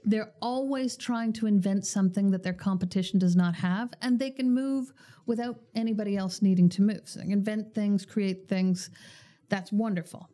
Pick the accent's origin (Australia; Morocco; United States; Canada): Canada; as Canadians